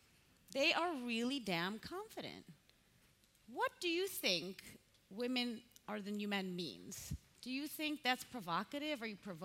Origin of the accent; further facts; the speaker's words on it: United States; also born or lived in Sweden; as an American that lived in Sweden, then went back to America